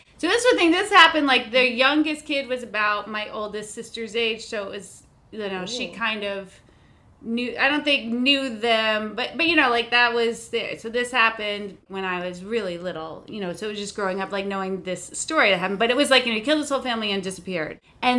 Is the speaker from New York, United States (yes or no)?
no; New Jersey, United States; I grew up in Jersey.